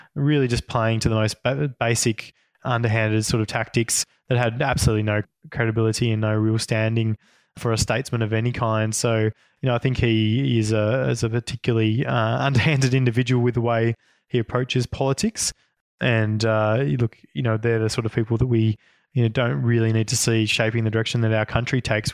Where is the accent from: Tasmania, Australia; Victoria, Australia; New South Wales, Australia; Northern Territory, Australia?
Tasmania, Australia; Northwest; I grew up in Northwest Tasmania